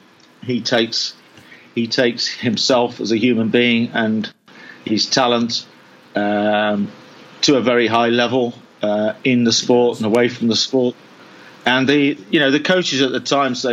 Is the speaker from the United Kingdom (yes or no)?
yes; England, United Kingdom; I'm from England.